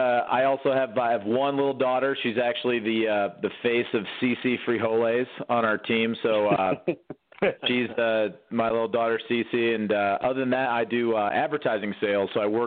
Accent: Michigan, United States; I grew up in Michigan, and being a lifelong Lions fan

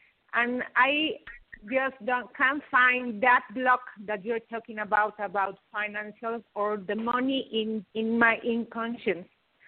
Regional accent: Mexico; I'm from Mexico.

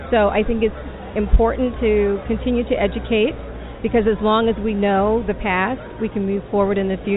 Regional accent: Washington, District of Columbia, United States; I grew up in Washington, D.C.

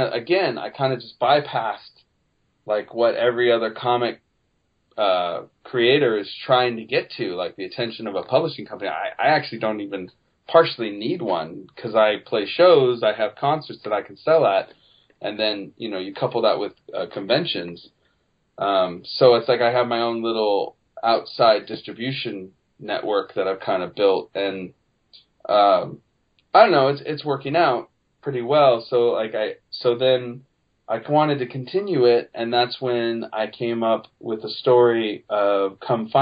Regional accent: Petaluma, California, United States; my hometown of Petaluma, California

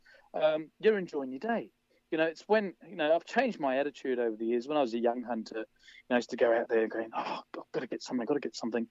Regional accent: London, United Kingdom; now in Wanaka, New Zealand; growing up in London

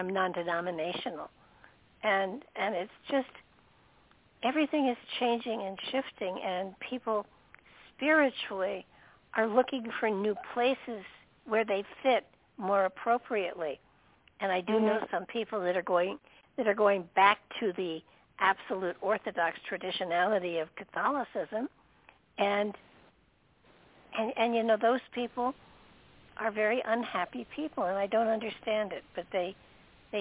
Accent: New York, United States; also born or lived in Connecticut; now in Tennessee, United States; originally I'm from New York

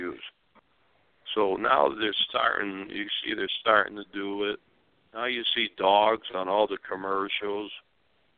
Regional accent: Springfield, Massachusetts, United States; now in Arizona, United States; my father in Springfield, Massachusetts, the Sons of Italy, and my father had grocery stores selling Italian food. So I grew up that way.

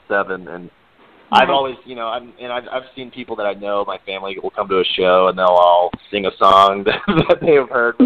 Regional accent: Corpus Christi, Texas, United States; I grew up in Corpus Christi, Texas

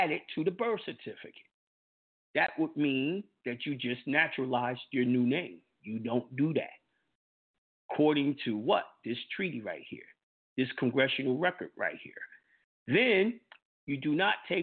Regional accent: New York, United States; moved away; my birth certificate shows I'm from New York, the country of New York that is a part

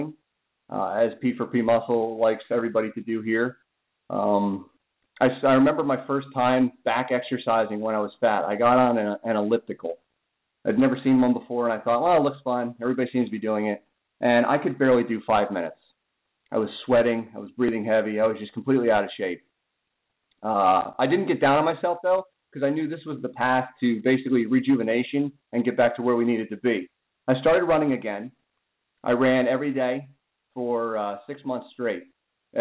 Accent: Pennsylvania, United States; I'm from Pennsylvania

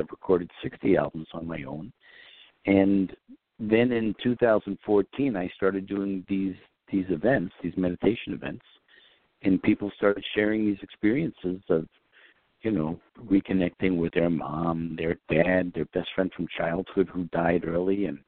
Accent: New York, United States; I grew up in New York

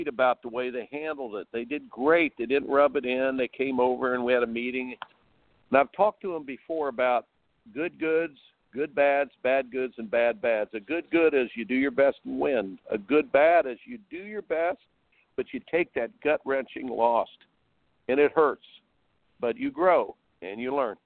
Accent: Indiana, United States; I grew up in Indiana

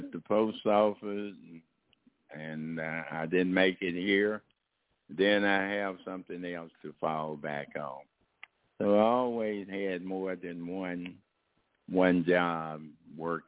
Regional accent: Texas, United States; moved away; also born or lived in Oakland, California; I started out from my hometown, Comerica, Texas, a very small

